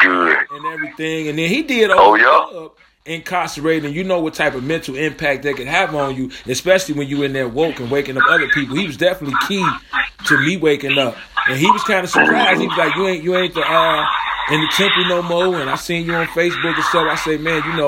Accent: Chicago, Illinois, United States; I'm actually from Chicago, born and raised in the trenches

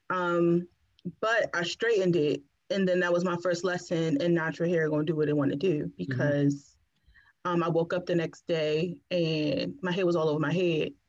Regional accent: Washington, District of Columbia, United States; moved away as an adult; also born or lived in Pennsylvania; I'm from DC, born and raised

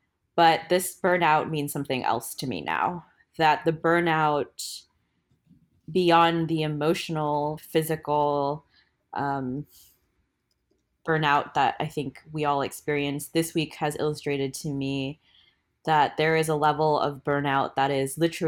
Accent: Portland, Oregon, United States; I use she, they pronouns. I am from Portland, Oregon

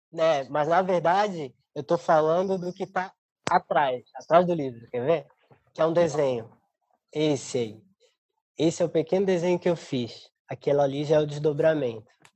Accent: Florianópolis, Santa Catarina, Brazil; moved away as an adult; now in São Paulo, Brazil; Eu sou de Florianópolis, eu sou. É, estudei na Universidade do Estado de Santa Catarina, minha vida é, fiquei, eh, passei minha vida inteira lá

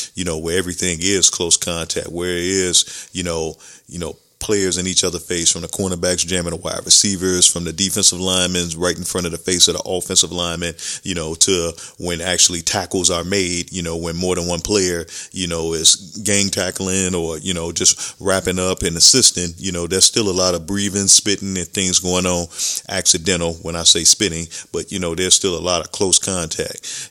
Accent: Chicago, Illinois, United States; growing up in Chicago

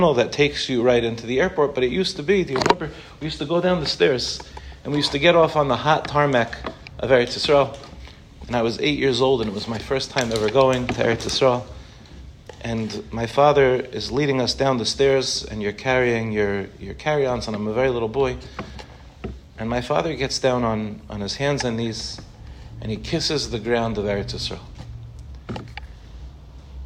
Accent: Harborview, Five Towns, New York, United States; now in Israel; I grew up 5 minutes from here in a place called Harborview

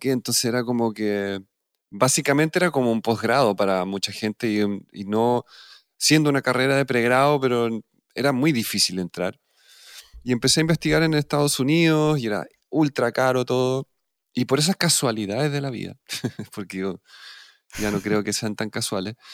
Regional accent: Lima, Peru; born there; pues yo nací en Lima

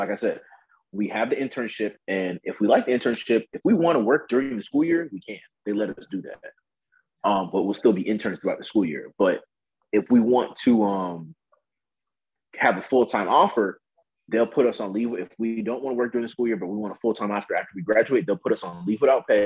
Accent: Miami, Florida, United States; moved away as an adult; now in Georgia, United States; I'm from Miami.

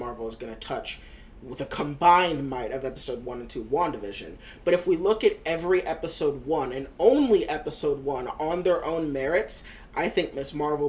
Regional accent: United States; Sovereign and I are both first-generation Americans. Our parents are immigrants.

